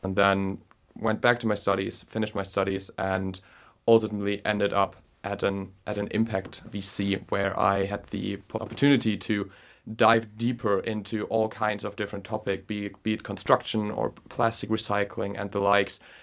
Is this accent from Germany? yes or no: yes; Germany; moved away as an adult; also born or lived in Berlin; now in London, United Kingdom; from Germany